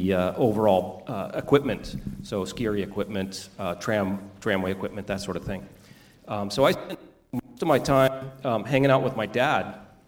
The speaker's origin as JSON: {"language": "English", "town": "Squaw Valley", "region": "California", "country": "United States", "tie": "born or raised there", "also_born_or_lived": "Reno, Nevada", "said": "I grew up in Squaw Valley"}